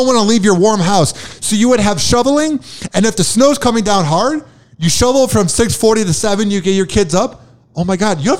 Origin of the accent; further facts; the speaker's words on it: Chicago, Illinois, United States; now in Tampa, United States; I'm from Illinois and I'm from Chicago. Can you tell by my accent?